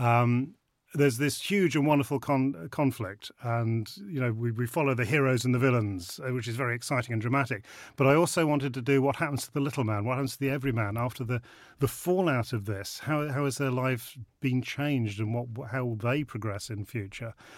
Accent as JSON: {"language": "English", "area": "Rutland", "region": "East Midlands", "country": "United Kingdom", "tie": "born or raised there", "said": "I'm a Rutland lad. I grew up in Rutland"}